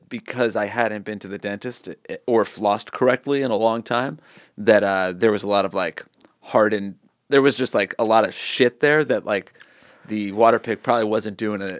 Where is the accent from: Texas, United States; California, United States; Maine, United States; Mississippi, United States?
Maine, United States; Portland; Portland, Maine.